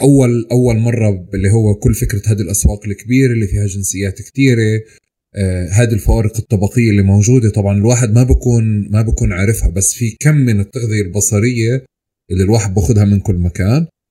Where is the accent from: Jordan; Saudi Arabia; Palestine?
Palestine; also born or lived in Bahrain; أنا آه، ربيت في فلسطين نشأت في فلسطين كبرت فيها